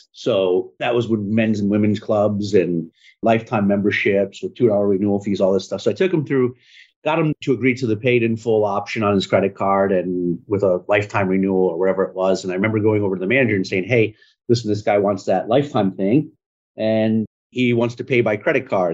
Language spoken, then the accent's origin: English; northern Michigan, United States; moved away as an adult; also born or lived in Jacksonville, Florida; now in Tampa, United States; I was actually going to move back to Michigan